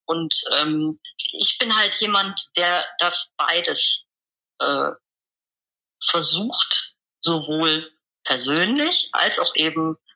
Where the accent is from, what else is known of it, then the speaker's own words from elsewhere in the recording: Rhineland, Germany; Ich komme aus dem Rheinland und hier im Rheinland sagt man eigentlich zu allem, was man nicht genau erklären oder erfassen kann oder definieren kann, Gedöns.